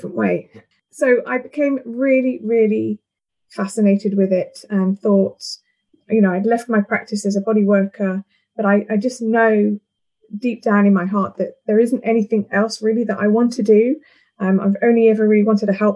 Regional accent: London, United Kingdom; moved away as an adult; now in St Albans, United Kingdom; I've been here 14 years, so I am actually I'm a Londoner at heart

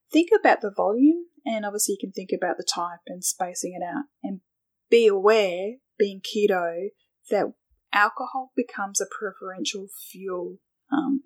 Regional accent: Australia; being Australian

